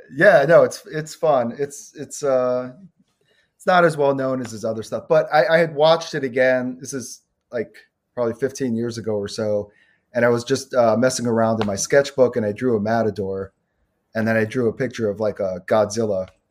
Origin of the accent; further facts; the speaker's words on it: New York City, New York, United States; moved away; also born or lived in Chicago suburbs, Illinois; I grew up in Brooklyn